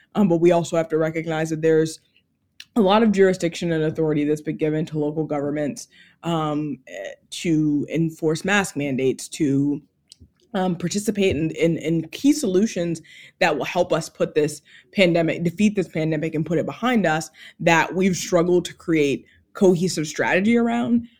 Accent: Georgia, United States; my home state of Georgia

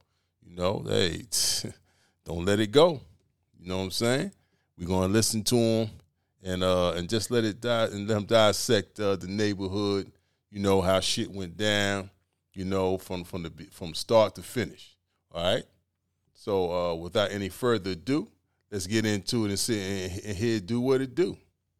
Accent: New York City, New York, United States; my hometown. Brownsville, Brooklyn.

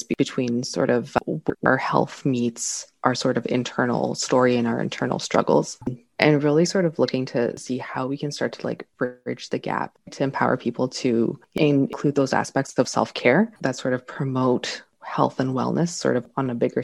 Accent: Toronto, Ontario, Canada; I grew up in Scarborough, Ontario, so the east part of Toronto

